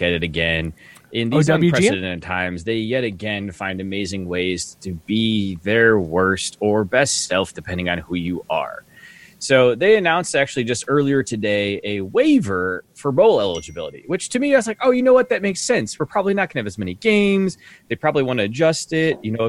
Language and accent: English; United States; as an American